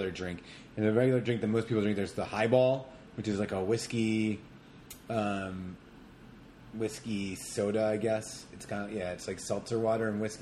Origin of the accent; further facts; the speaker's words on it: United States; I'm the American